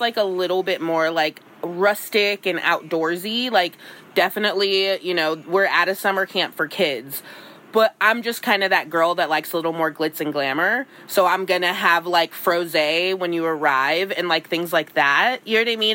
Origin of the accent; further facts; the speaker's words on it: California, United States; I'm from California